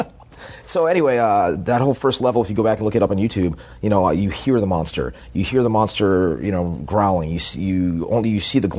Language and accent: English; Boston, Massachusetts, United States; moved away; also born or lived in Southern California; I'm from Boston, and I was used to living in Southern California